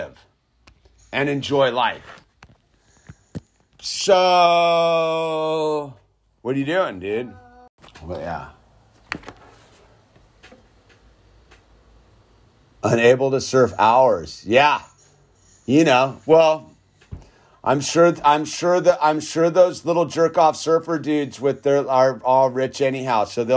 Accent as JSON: {"language": "English", "area": "Santa Cruz Mountains, Salinas and Gilroy", "region": "California", "country": "United States", "tie": "born or raised there", "said": "I grew up like in the Santa Cruz Mountains and Salinas and Gilroy"}